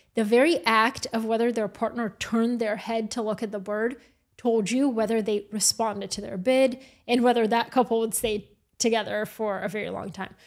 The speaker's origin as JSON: {"language": "English", "town": "Atlanta", "region": "Georgia", "country": "United States", "tie": "born or raised there", "also_born_or_lived": "Bulgaria", "moved": "yes", "lives_now": "New York, United States", "said": "I have the experience of being born in Bulgaria, growing up in Atlanta and then moving to New York"}